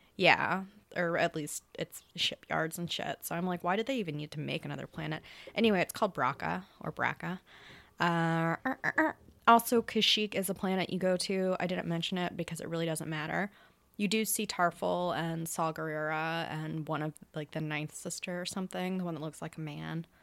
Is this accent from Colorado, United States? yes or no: no; Louisiana, United States; moved away; my hometown's three and a half hours away and by Texas